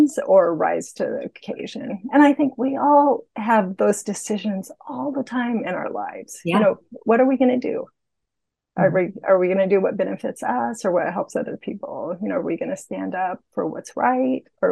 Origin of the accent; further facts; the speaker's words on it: the Northwest, Pacific Northwest, United States; I grew up in the Northwest